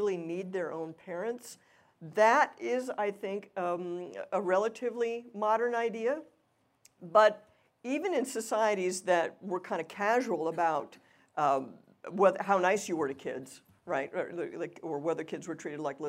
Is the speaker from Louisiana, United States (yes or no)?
yes; Louisiana, United States; I'm from Louisiana. Everything's an occasion for eating and singing and dancing and drinking